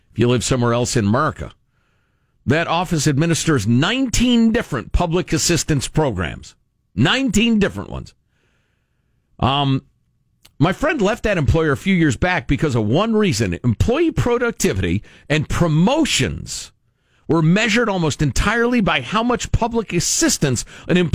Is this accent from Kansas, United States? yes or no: yes; Kansas, United States; I think that's why I had never been around anybody where I grew up in Western Kansas